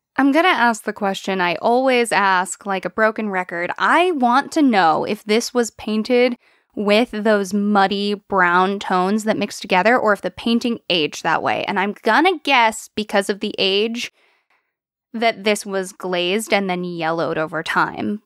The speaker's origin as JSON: {"language": "English", "country": "United States", "tie": "born or raised there", "said": "I grew up in America"}